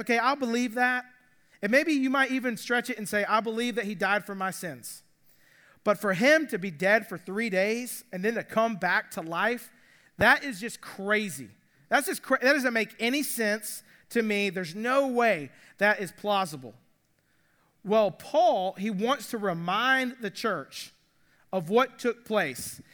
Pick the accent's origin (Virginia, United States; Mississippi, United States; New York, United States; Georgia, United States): Georgia, United States; Atlanta; I grew up in Atlanta